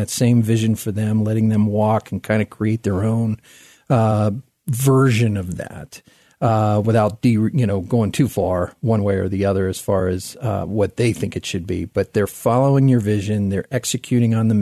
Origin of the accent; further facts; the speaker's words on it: Miami, Florida, United States; moved away; I'm from Miami